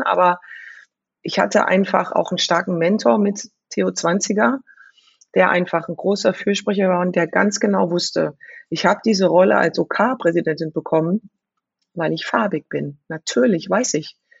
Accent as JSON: {"language": "German", "town": "Frankfurt", "region": "Hesse", "country": "Germany", "tie": "born or raised there", "said": "ich bin in Bonames groß geworden"}